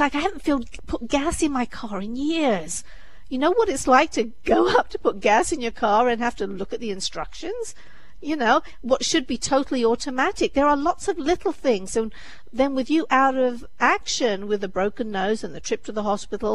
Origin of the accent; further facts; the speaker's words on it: England, United Kingdom; moved away as an adult; now in United States; I'm from England